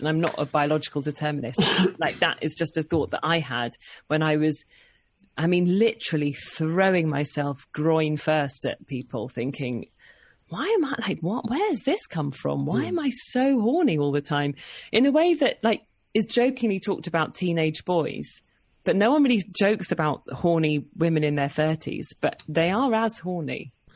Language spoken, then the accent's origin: English; Oxford, South East England, United Kingdom; also born or lived in London; But I was born in London and then we moved to Oxford when I was about four. And then, yeah, so I, I grew up in Oxford